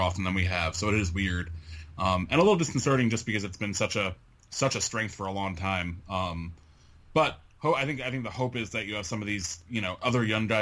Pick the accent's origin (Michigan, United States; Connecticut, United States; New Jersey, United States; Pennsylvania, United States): Connecticut, United States; moved away; my home state breweries up in Connecticut